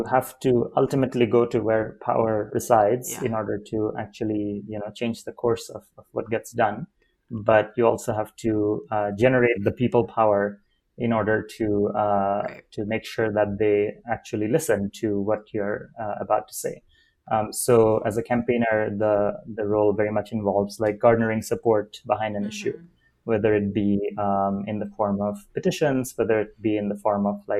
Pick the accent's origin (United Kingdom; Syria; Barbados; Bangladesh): Bangladesh; Dhaka, Dhaka Division; moved away as an adult; also born or lived in Amherst, Massachusetts; I grew up in Dhaka, Bangladesh